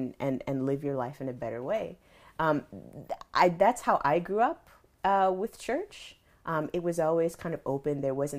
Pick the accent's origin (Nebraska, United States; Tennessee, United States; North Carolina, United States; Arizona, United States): North Carolina, United States; Charlotte; So I was in the IB program growing up in Charlotte.